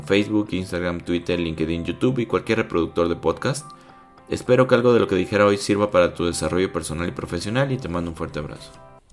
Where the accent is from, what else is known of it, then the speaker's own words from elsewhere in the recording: Guadalajara, Jalisco, Mexico; nosotros somos de Guadalajara